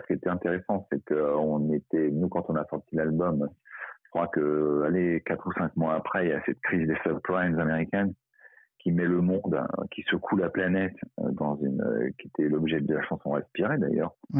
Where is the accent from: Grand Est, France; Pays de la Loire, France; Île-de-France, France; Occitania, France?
Île-de-France, France; Paris; je, suis parisien